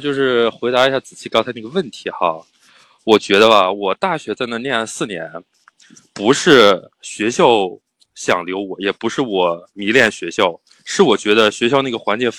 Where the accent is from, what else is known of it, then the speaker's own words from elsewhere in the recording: Shanxi, China; 酒馆哥，你你确定酒馆哥跟我是山西的是吧？